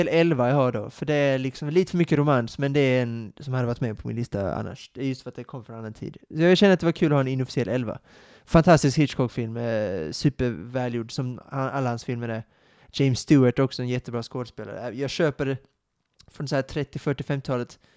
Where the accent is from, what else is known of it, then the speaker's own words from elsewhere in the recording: Sweden; vilket är lite konstigt eftersom att jag är svensk, som inte hade någon koppling till filmen, den svenska filmen, eller böckerna, eller Stig Larsson